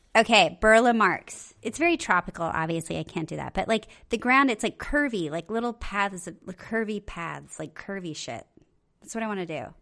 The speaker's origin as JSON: {"language": "English", "region": "Okinawa", "country": "Japan", "tie": "born or raised there", "said": "I was born in Okinawa"}